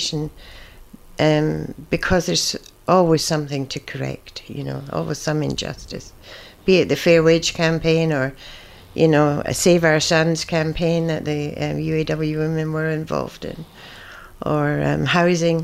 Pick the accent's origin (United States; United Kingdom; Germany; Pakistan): United Kingdom; Scotland; now in Australia; I was born in Scotland, as you can probably hear